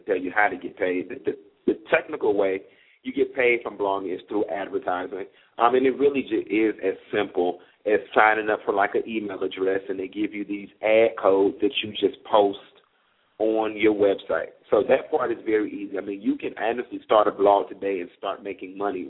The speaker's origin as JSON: {"language": "English", "town": "Miami", "region": "Florida", "country": "United States", "said": "I'm from Miami"}